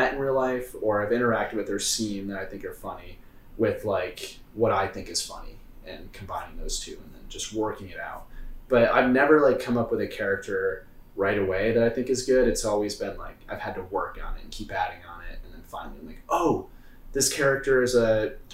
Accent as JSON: {"language": "English", "region": "Michigan", "country": "United States", "tie": "born or raised there", "moved": "yes", "lives_now": "Chicago, United States", "said": "I grew up in Michigan"}